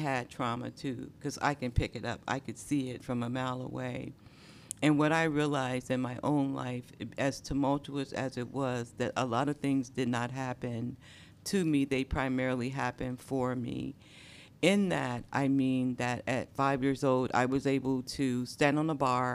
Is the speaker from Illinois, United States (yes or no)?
yes; Chicago, Illinois, United States; moved away as an adult; also born or lived in Indianapolis, Indiana / Washington, D.C.; my mother, after being severely beaten by my stepfather, moved us to Chicago